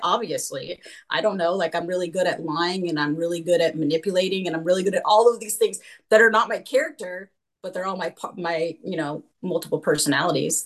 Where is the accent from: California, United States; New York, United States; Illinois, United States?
California, United States; moved away as an adult; also born or lived in Utah; I was raised in California, but we decided to move to Utah